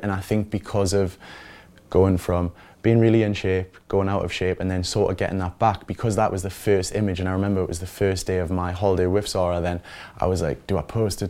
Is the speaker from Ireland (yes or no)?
no; Newcastle upon Tyne, North East England, United Kingdom; moved away as an adult; also born or lived in London; I'm from Newcastle.